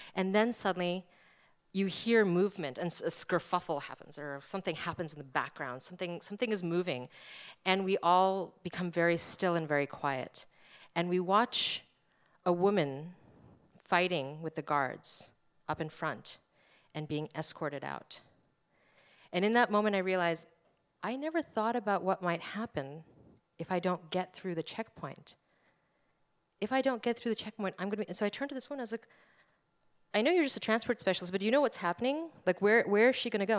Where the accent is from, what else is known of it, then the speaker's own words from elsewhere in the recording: New Jersey, United States; I was born in America. I was brought up in America. I'm from New Jersey